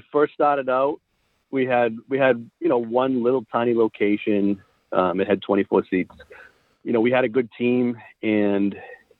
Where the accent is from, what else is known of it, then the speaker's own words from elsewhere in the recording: right outside of Boston, Massachusetts, United States; I grew up right outside of Boston